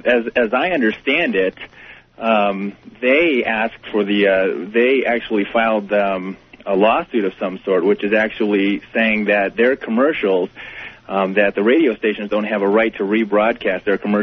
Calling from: Flagstaff, Arizona, United States; I'm calling from Flagstaff, Arizona.

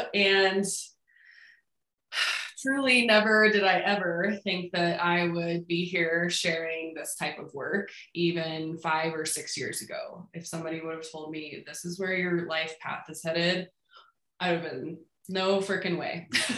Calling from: Denver, Colorado, United States; I am in Denver.

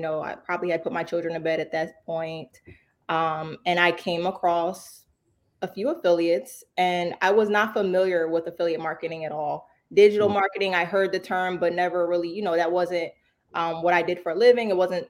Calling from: New Jersey, United States; New Jersey.

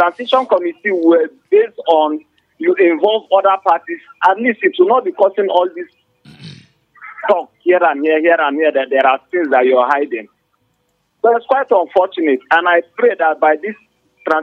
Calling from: Old Bukuru Park, Plateau, Nigeria; I'm calling from Old Bukuru Park.

